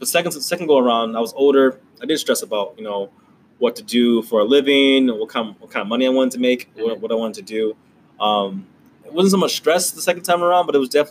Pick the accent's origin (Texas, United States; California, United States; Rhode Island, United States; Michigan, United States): Michigan, United States; Detroit; I grew up in Detroit